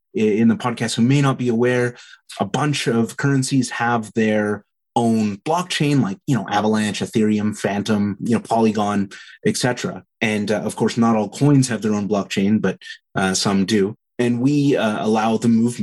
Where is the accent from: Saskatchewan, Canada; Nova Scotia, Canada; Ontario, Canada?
Saskatchewan, Canada; Southeast; now in Calgary, Canada; where I grew up in Southeast Saskatchewan